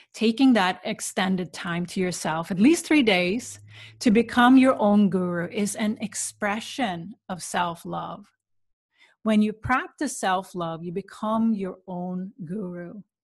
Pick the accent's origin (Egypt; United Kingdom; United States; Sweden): Sweden; moved away; where I grew up in Sweden